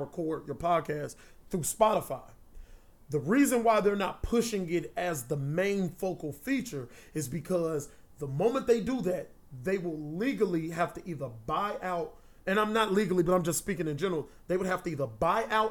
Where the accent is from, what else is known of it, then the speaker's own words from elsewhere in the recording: Gary, Indiana, United States; I'm from Gary